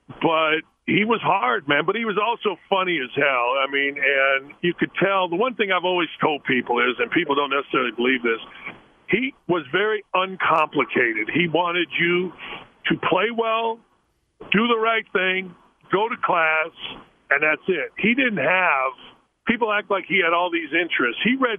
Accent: Chicago, Illinois, United States; Doug, I'm from Chicago, basically, not Southern Indiana or Middle Indiana. We followed DePaul, you know, Notre Dame, that kind of stuff.

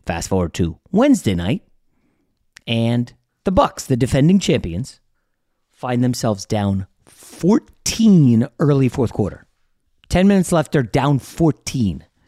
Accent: New York, United States; I was born in New York.

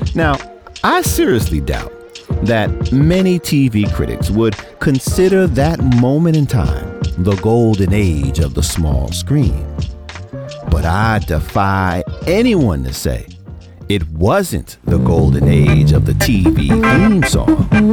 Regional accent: New York City, New York, United States; a little black kid growing up in Brooklyn

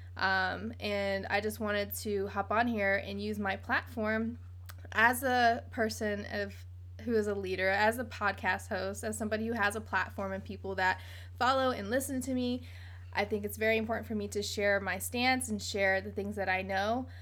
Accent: Virginia Beach, Virginia, United States; We are from the South. We are from Virginia, Virginia Beach, Virginia, to be exact

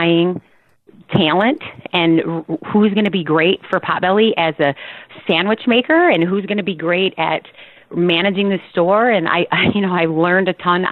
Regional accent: Rockford, Illinois, United States; also born or lived in Chicago; I grew up in Rockford, Illinois, and I started, my very first job was at Dairy Queen when I was 15 years old

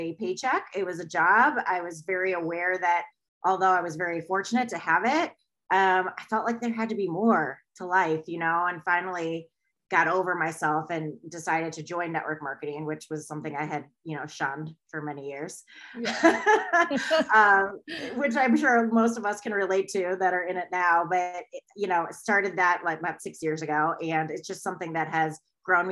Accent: Ann Arbor, Michigan, United States; also born or lived in London / New York City; I live in Michigan and I grew up like in Ann Arbor, which is a college town

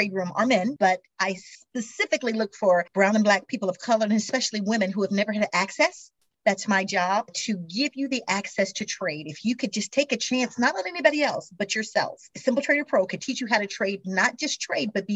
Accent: Missouri, United States; I am from Missouri originally, grew up in Missouri, the show me state

